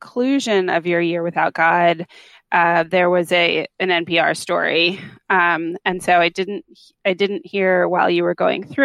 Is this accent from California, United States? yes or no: yes; Los Angeles, California, United States; I grew up in Los Angeles